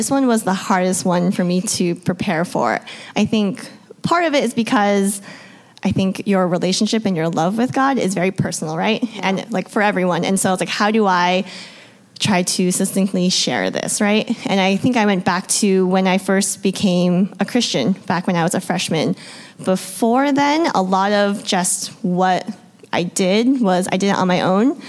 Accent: Vermont, United States; I grew up in Vermont

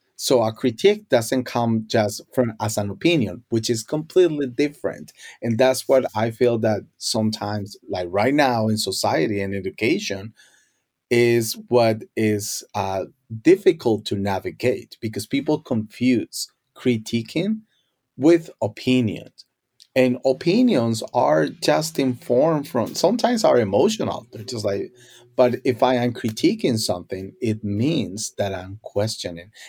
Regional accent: Colombia; first language Spanish; English is a second language; now in United States; growing up in Colombia, uh, Spanish was my first language

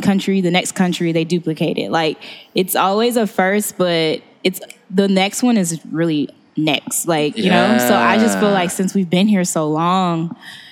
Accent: Orlando, Florida, United States; moved away; also born or lived in Chicago; I was born in Chicago, but I rep Orlando because I was there most of my like childhood.

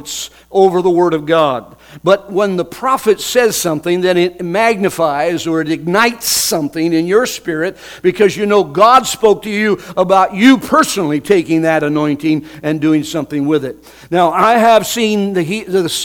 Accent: United States; I'm an American boy

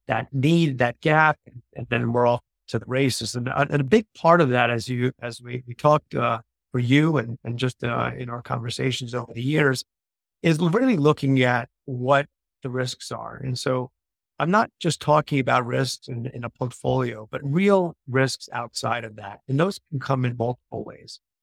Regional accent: New York, United States; moved away as an adult; also born or lived in Southern Italy; now in Florida, United States; I'm originally from New York

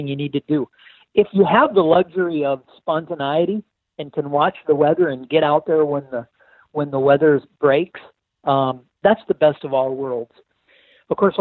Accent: Kirkland, Washington, United States; I'm from Kirkland, Washington, lifelong resident of Western Washington

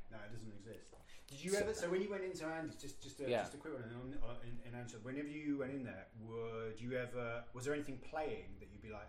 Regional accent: London, United Kingdom; moved away; I'm from London originally.

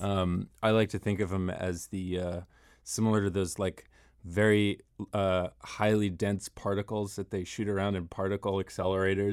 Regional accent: Rockville, Maryland, United States; moved away as an adult; now in Washington, D.C., United States; I grew up in Maryland. I grew up in Rockville

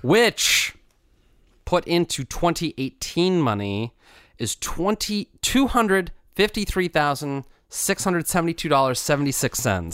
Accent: United States; growing up in America where same-sex marriage was not allowed

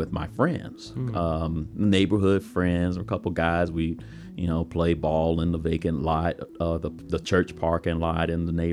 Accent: Jacksonville, Florida, United States; also born or lived in Atlanta / Palatka, Florida; I was born and raised in Jacksonville, on the north side of Jacksonville

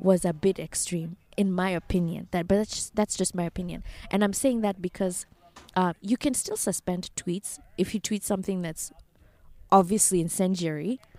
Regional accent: Kenya; moved away as an adult; now in United States; as a Kenyan

